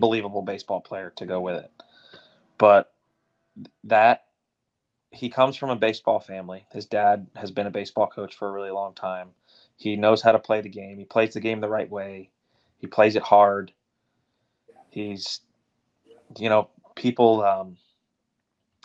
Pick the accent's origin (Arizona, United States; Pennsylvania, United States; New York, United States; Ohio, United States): Pennsylvania, United States; Philadelphia; I was raised right in Philly